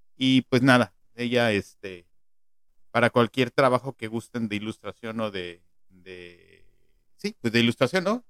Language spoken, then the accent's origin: Spanish; Mexico City, Mexico; yo nací en la Ciudad de México